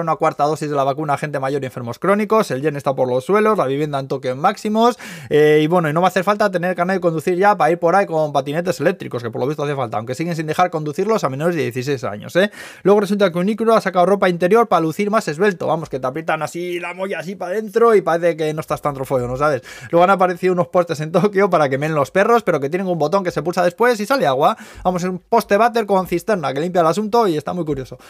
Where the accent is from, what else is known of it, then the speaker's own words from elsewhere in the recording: Spain; moved away as an adult; now in Tokyo, Japan; yo aprovecho para pedir perdón a los carteros de Zaya de mi pueblo, eh, porque yo solía de crío pedir juegos